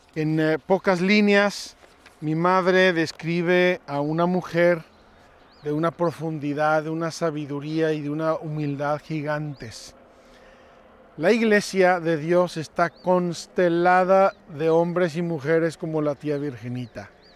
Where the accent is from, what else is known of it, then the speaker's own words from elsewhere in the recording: Mexico; Unos chiles que se hacen en mi tierra